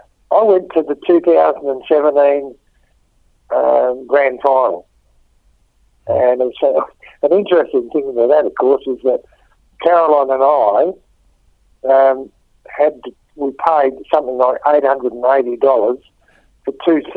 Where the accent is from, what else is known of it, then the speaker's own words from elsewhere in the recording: Melbourne, Victoria, Australia; born there; And actually, I was born in Melbourne.